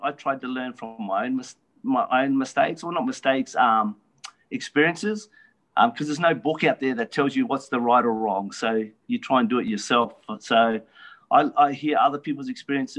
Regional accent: Darwin, Northern Territory, Australia; I love growing up in Darwin

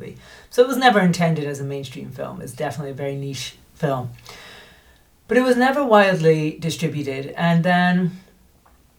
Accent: Scotland, United Kingdom; moved away as an adult; also born or lived in United States; now in Spain; I'm Scottish by birth, but I moved to America in 2006 and lived there until 2022, and I became an American citizen.

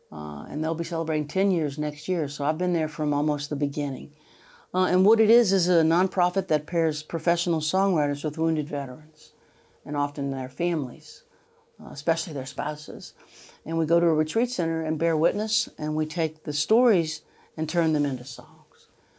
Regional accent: the South, United States; I'm not I'm a Southern woman.

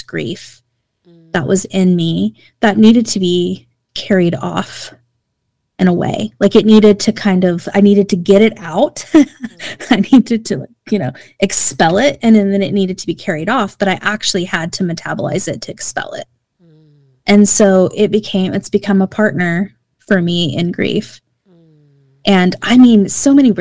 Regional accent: Oklahoma, United States

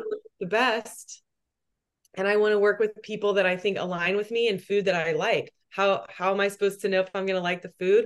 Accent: Texas, United States; also born or lived in New York; now in Austin, United States; I'm from Texas

